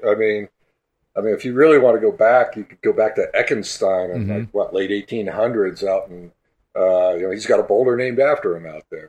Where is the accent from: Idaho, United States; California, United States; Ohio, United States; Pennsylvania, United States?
California, United States; Berkeley; I grew up in Berkeley, you know, I was born there in 59, grew up there throughout the 60s and early 70s.